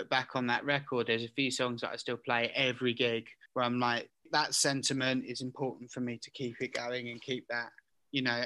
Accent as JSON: {"language": "English", "town": "Southend-on-Sea", "region": "East of England", "country": "United Kingdom", "tie": "born or raised there", "said": "was born into a working class household as a British Asian in Southend."}